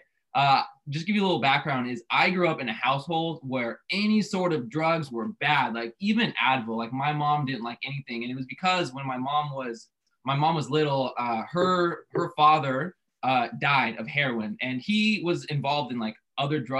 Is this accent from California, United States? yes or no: yes; Central Coast, San Luis Obispo / Santa Maria, California, United States; we grew up in the same little city. Actually, we went to preschool together